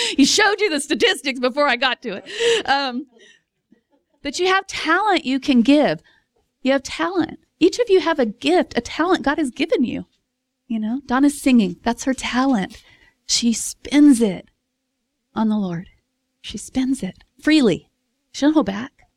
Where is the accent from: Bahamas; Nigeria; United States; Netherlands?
United States; Texas; I'm from Texas